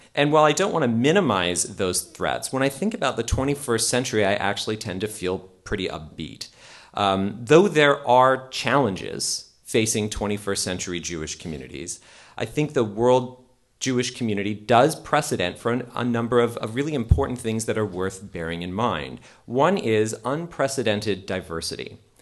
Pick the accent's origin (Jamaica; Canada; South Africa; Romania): Canada; as a Canadian, also Canada